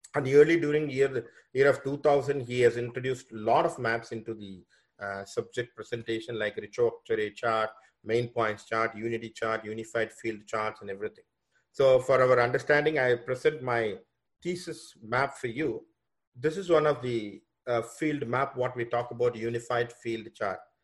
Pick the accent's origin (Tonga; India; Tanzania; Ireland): India; also born or lived in Fairfield, Iowa, United States; now in Toronto, Canada; I was born from India. Basically, I'm now I'm in Canada, Toronto, uh, working in a college here as a professor.